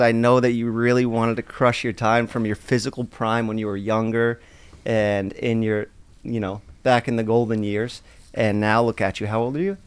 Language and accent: English; New York City, New York, United States; I'm from Staten Island